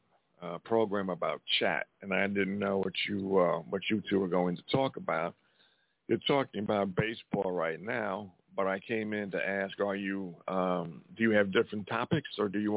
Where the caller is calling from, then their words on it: Montana, United States; I'm calling from Montana.